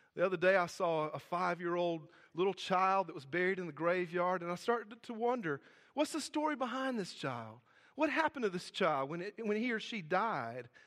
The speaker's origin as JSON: {"language": "English", "town": "Hartsville", "region": "South Carolina", "country": "United States", "said": "we're both from Hartsville, South Carolina"}